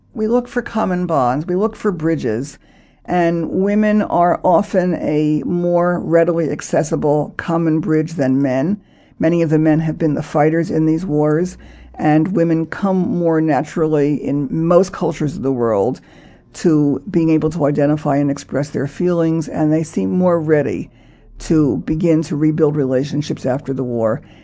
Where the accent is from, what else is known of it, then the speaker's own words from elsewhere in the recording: United States; me as an American